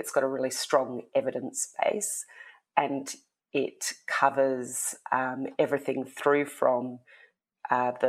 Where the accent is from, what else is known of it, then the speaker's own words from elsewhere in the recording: Tasmania, Australia; now in Melbourne, Australia; I am speaking to you from Tasmania. Usually I'm a Melbourne resident, but I grew up here in Tassie, which is where my family are.